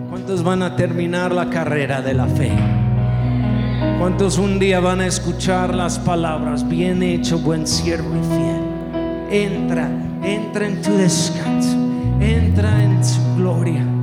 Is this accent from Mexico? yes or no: yes; Mexico; muchos me dijeron no en inglés, me molestó eso, yo pienso que soy tan mexicano, pero vieron mis piernas en el video